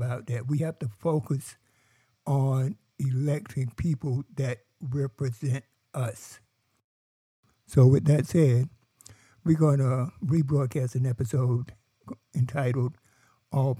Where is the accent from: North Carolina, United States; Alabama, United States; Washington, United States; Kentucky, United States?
North Carolina, United States; I come from North Carolina